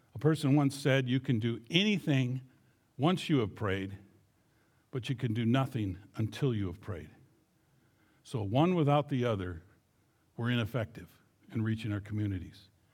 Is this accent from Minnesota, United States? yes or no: yes; Fairmont, Minnesota, United States; now in Munich, Germany; I was born and raised in Fairmont, Minnesota